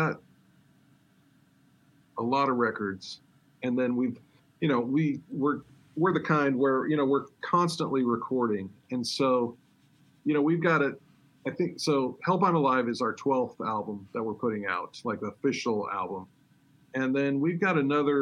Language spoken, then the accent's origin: English; Kansas, United States; moved away as an adult; now in California, United States; I grew up in Kansas, and, you know, there's no surfing, no beaches, no water.